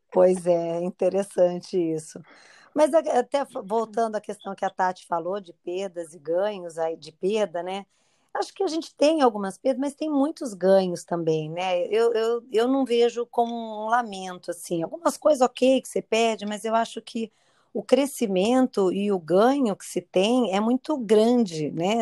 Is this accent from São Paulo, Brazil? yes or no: yes; Campinas, São Paulo, Brazil; moved away as an adult; also born or lived in Curitiba; now in Niterói, Brazil; Nasci em São Paulo, capital. E aí, pequena, nos mudamos para Campinas